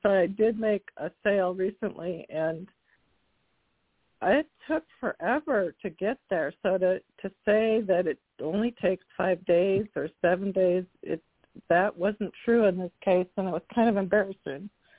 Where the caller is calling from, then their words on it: Washington, United States; I'm from Washington State.